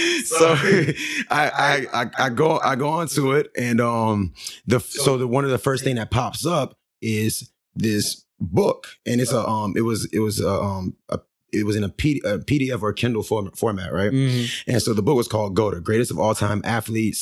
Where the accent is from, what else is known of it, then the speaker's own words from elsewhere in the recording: St. Lucie County, Florida, United States; also born or lived in Arizona; now in Fort Myers, United States; I came back to Florida because I'm from Florida